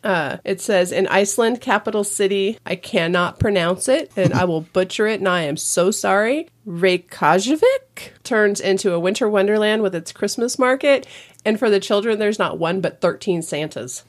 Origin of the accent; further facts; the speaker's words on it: California, United States; I grew up in California